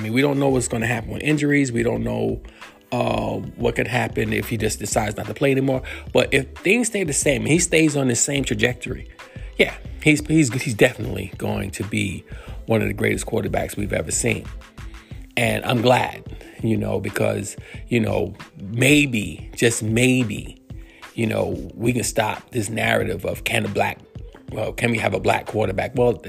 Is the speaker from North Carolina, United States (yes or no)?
no; New York, United States; I know I'm from New York